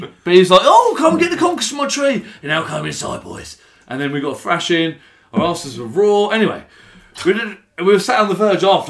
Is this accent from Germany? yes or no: no; Weston Turville, South East England, United Kingdom; I grew up in Western Turville.